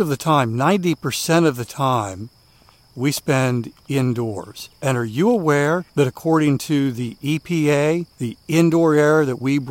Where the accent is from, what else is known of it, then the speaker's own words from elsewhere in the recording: Linthicum, Maryland, United States; I grew up in Maryland near what is now the Baltimore, Washington International Airport